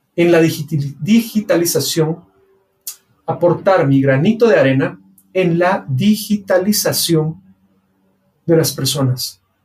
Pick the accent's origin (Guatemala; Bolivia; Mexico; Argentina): Guatemala; mi país, Guatemala